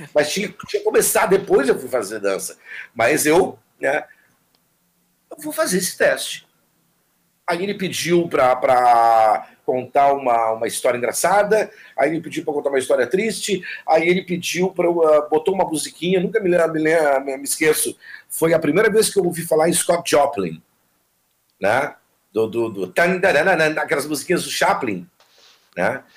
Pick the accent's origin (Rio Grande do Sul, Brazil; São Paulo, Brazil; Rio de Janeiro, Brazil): Rio Grande do Sul, Brazil; Jaguarão; moved away as an adult; also born or lived in Camaquã; now in Porto Alegre, Brazil; Eu fui criado em Jaguarão, uma cidade que é fronteira com o Uruguai